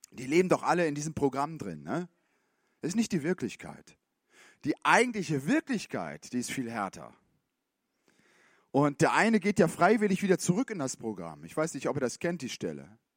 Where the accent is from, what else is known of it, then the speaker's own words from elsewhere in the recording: Switzerland; Man hat doch als Schweizer auch, ich meine, als, ähm, Ne, muss man auch im Schema haben.